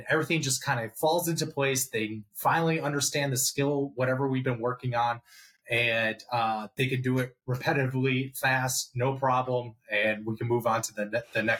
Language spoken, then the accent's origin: English; Chicago, Illinois, United States; also born or lived in Scottsdale, Arizona; now in New Jersey, United States; I grew up in Chicago